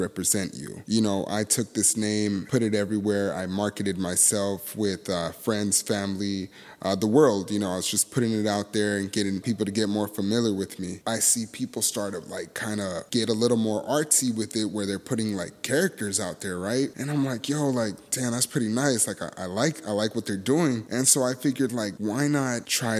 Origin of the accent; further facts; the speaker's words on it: Los Angeles, California, United States; moved away; my hometown, Mid-City